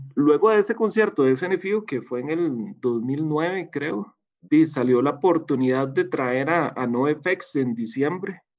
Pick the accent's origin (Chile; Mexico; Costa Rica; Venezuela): Costa Rica; Montelimar, San José; yo crecí en Montelimar